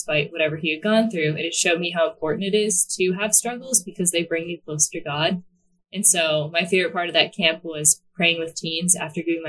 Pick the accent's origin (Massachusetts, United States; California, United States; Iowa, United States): Massachusetts, United States; Hanover; moved away as an adult; now in New Jersey, United States; I am from the South Shore in a small town called Hanover. I've lived there my entire life, except for I just moved to New Jersey about, I think it's 5 months ago now